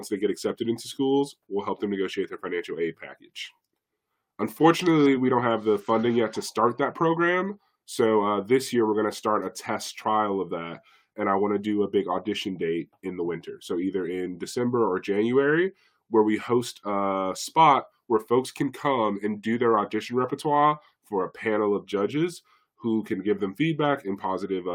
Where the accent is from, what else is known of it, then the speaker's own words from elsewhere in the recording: Chicago, Illinois, United States; I grew up here in Chicago. I grew up in Austin